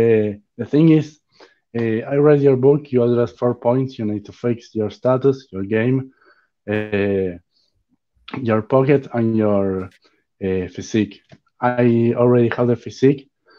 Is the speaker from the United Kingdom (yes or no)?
no; Argentina; I'm from Argentina.